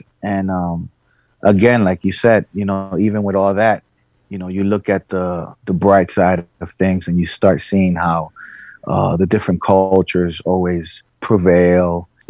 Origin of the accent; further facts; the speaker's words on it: New York City, New York, United States; I'm very happy to be from the South Bronx and honored. I was raised there.